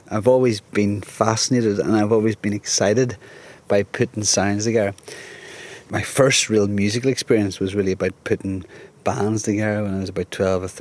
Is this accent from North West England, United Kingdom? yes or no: yes; Liverpool, North West England, United Kingdom; now in Carlow, Ireland; I live in Carlow, I'm from Liverpool originally, and I've just lost my job.